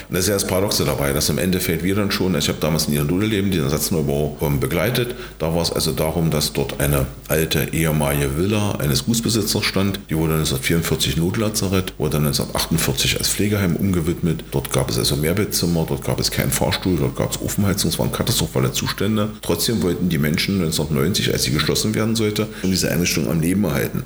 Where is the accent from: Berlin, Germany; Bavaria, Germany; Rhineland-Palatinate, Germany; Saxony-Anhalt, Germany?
Saxony-Anhalt, Germany; Magdeburg; also born or lived in Torgau, Saxony; gebürtig aus Torgau, wohnhaft in, im Großraum Magdeburg seit 1968 bis 1973 in Magdeburg